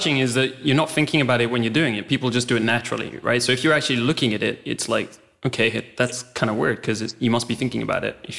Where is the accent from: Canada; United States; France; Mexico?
France; also born or lived in Spain; So, you know, I grew up in France and Spain and places like that.